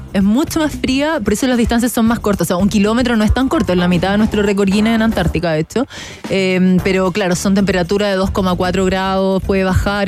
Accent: Chile; como latina, como sudamericana, como mujer em, y más como chilena

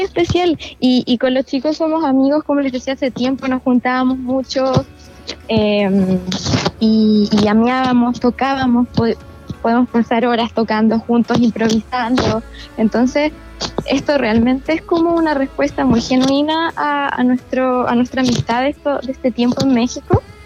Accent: La Unión, Los Ríos, Chile; also born or lived in Valdivia; Mira, yo nací en Valdivia, pero crecí en La Unión.

